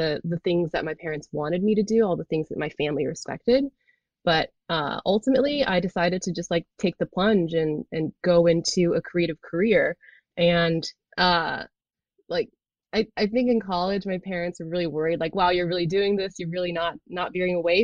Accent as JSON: {"language": "English", "area": "Bay Area", "region": "California", "country": "United States", "tie": "born or raised there", "said": "I grew up in the Bay Area in California."}